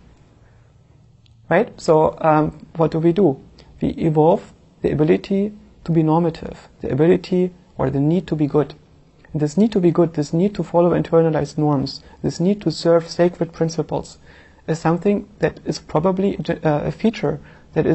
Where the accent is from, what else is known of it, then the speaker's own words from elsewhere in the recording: eastern Germany, Germany; I grew up in Eastern Germany